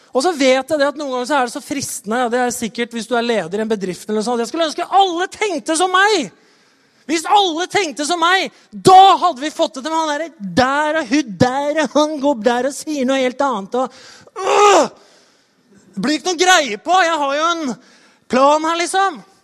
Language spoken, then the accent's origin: Norwegian; Norway; det vi liksom står på som nordmenn